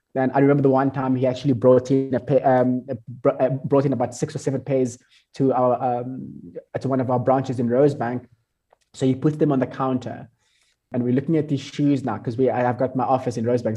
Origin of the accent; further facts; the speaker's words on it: South Africa; I'm from South Africa